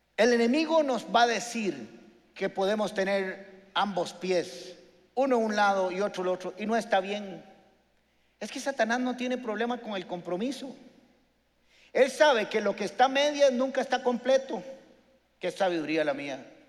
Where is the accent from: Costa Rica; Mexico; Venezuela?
Costa Rica; los ticos, los huetares legítimos de aquí